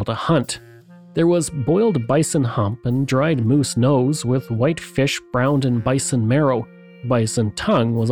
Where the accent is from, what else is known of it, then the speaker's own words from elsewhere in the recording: outside of Edmonton, Alberta, Canada; I grew up outside of Edmonton